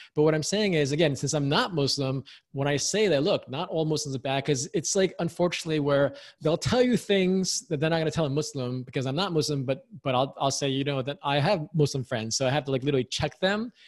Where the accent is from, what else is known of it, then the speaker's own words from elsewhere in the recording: New York, United States; I was born and raised in the U S. I'm American, very proud American